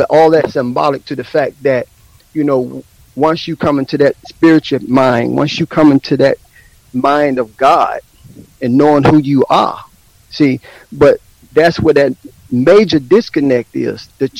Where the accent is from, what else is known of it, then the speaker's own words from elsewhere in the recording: Atlanta, Georgia, United States; also born or lived in New Jersey; I grew up in Atlanta. I grew up in Jersey, and I grew up in the 60s, because I'm a 60 baby. I was born in 61.